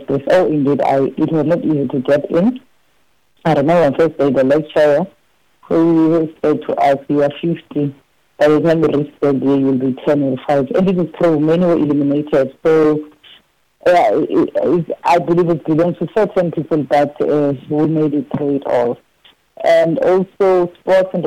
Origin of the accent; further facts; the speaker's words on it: Soweto, Gauteng, South Africa; moved away as an adult; also born or lived in Eastern Cape; now in Los Angeles, United States; I was born 45 years ago at Baragwanath Hospital, just a year after the 1976 rising. And also grew up in the background of the kitchen where my grandmother used to work